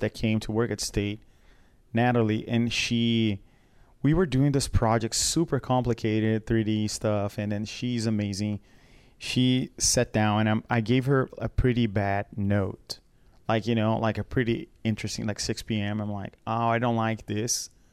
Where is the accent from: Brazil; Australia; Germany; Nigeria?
Brazil; moved away; I come from Brazil